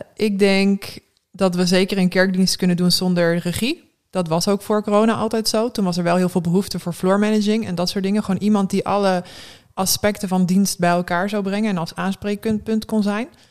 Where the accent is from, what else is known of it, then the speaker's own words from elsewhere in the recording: Westerbork, Drenthe, Netherlands; moved away as an adult; also born or lived in Eindhoven / Gelderland / Assen / Norway; now in Groningen, Netherlands; ik ben sinds groep drie woon ik in Westerbork